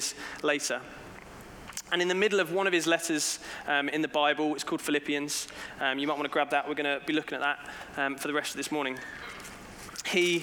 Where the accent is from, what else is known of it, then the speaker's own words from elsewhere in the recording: England, United Kingdom; as a British person, when I go abroad, I do sometimes wonder, why do I still live in England